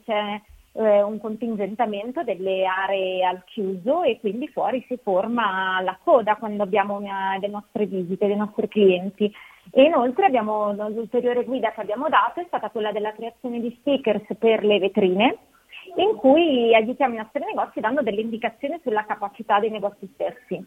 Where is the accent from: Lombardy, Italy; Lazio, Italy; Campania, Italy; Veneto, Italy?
Lombardy, Italy; Milan; anche io sono di Milano